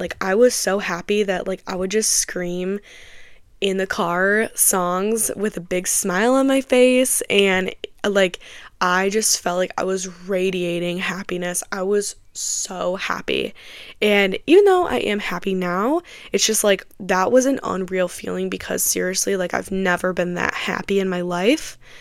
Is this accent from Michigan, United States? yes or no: yes; Michigan, United States; I am from Michigan